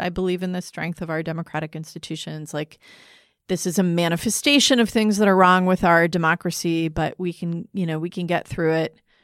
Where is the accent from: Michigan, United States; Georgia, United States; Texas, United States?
Michigan, United States; moved away; my home state